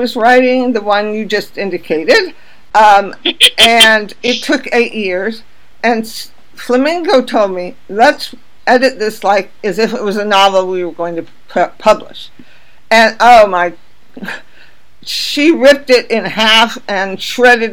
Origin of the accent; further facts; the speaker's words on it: California, United States; I'm from California. I knew gay people when I was in high school